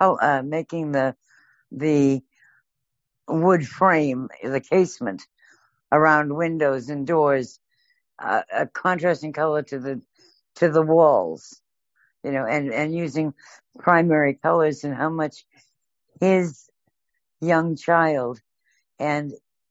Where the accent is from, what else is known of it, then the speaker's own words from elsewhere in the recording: Boston, Massachusetts, United States; I'm from the opposite side of the country. I was from Boston